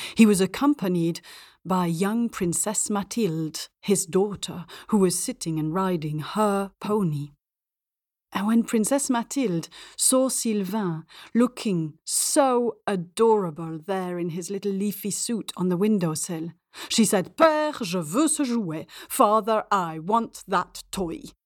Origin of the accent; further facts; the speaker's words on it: Belgium; also born or lived in England / India / north of Africa; now in Spain; I grew up in Belgium, speaking French at school and English with my mum